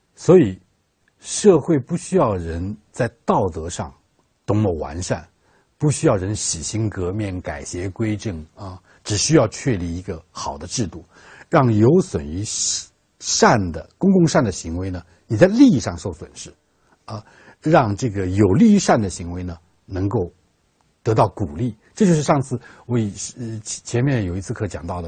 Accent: China; 我们中国人

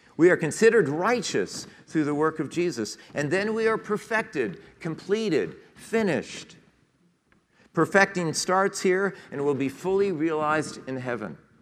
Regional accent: Westport, Connecticut, United States; We left Westport, which was my hometown, and headed east

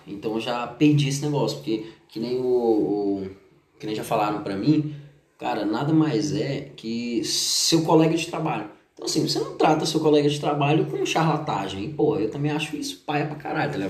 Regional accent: Brasília, Federal District, Brazil; eu sou aqui de Brasília, eu sou candango

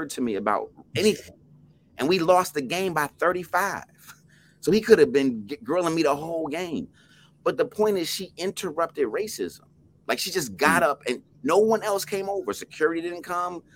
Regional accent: Plainfield, New Jersey, United States; I'm from Plainfield, New Jersey.

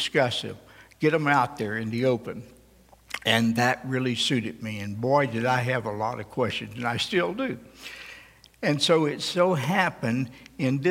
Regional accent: Beaumont, Texas, United States; I was born in Beaumont, Texas. I was born and raised there

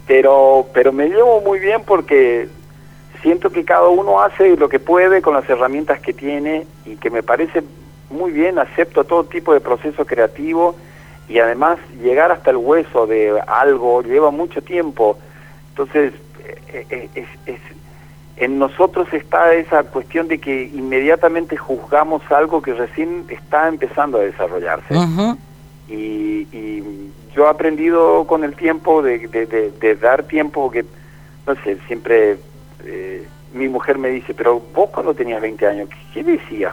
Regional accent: Argentina; nosotros como argentinos

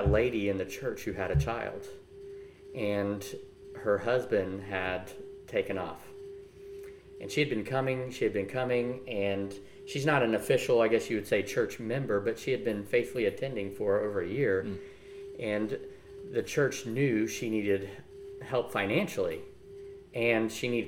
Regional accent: United States; growing up in the American church culture

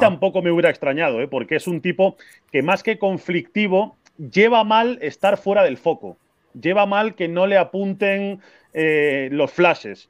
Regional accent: Spain; como español

